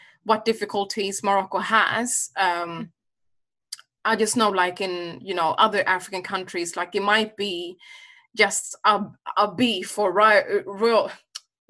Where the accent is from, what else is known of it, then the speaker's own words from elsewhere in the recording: Sweden; I'm originally from Uganda, but I was born and raised in Sweden